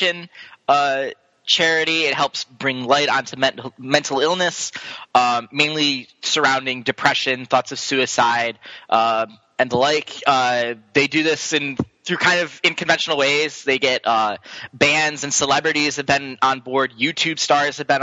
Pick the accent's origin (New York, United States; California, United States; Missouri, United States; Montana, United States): New York, United States; Rochester; moved away; I'm from Rochester, New York.